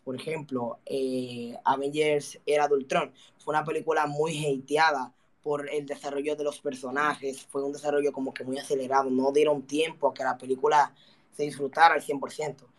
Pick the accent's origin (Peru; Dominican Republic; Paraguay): Dominican Republic; Quiero llevar a mi país a lo más alto a través del mundo de los juegos.